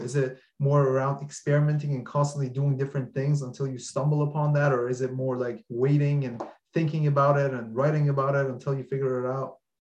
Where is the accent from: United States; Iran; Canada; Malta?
Iran; I'm from Iran